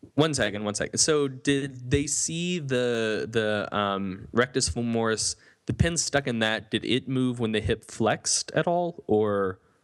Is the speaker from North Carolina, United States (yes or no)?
yes; North Carolina Piedmont, United States; I come from the North Carolina, Piedmont